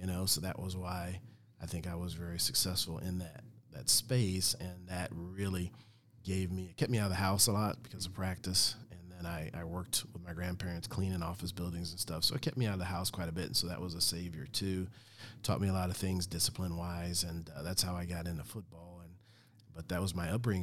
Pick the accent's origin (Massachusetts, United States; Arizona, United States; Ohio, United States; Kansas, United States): Kansas, United States; Olathe; I grew up in Olathe, Kansas, just a small town